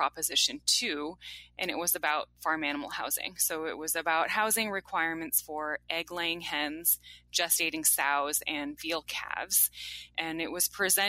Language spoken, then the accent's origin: English; Champaign, Illinois, United States; moved away; I grew up in Champaign, Urbana, Illinois, where the University of Illinois in Urbana-Champaign is located.